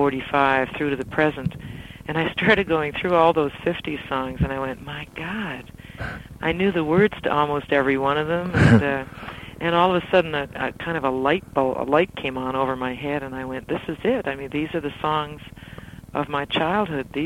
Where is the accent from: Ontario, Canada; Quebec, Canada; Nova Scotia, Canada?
Nova Scotia, Canada; in Nova Scotia, in my hometown